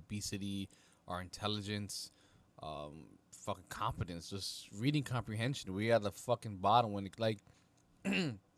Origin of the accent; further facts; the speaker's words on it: New York, United States; us New Yorkers